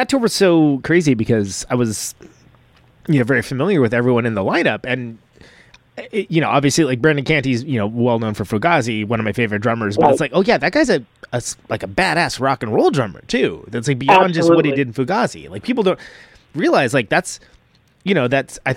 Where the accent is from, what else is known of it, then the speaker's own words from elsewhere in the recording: Modesto, California, United States; now in Bay Area, United States; I'm from Modesto, the Kansas of California.